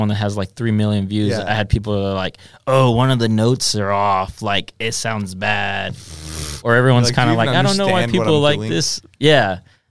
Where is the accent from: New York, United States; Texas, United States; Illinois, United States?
Texas, United States; I'm born and raised in Texas.